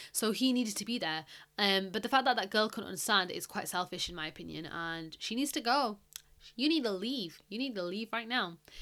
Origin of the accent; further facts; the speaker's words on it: United Kingdom; I am British, okay? I am not American.